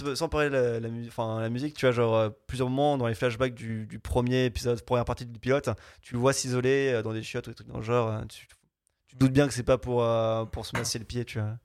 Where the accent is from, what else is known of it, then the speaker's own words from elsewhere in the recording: France; je suis français.